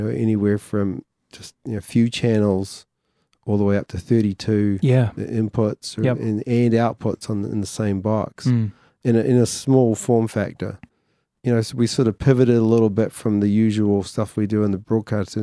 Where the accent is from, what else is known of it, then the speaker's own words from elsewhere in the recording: New Zealand; Some of the Māori influence on me being a New Zealander